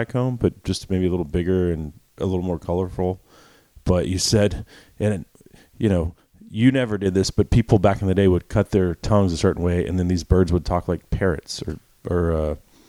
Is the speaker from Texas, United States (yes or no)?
yes; Dallas, Texas, United States; I told you I was born in Dallas, Texas, so Dallas County.